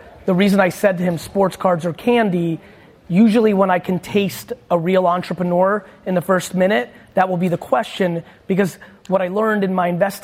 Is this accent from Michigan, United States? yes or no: no; Edison, New Jersey, United States; also born or lived in Soviet Union; I grew up in New Jersey